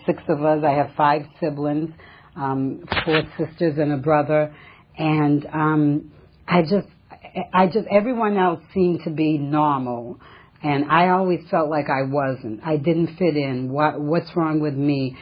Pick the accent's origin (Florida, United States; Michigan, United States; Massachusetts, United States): Massachusetts, United States; now in California, United States; I come from Massachusetts originally. I've been in California for about 35 years, and originally from a small New England town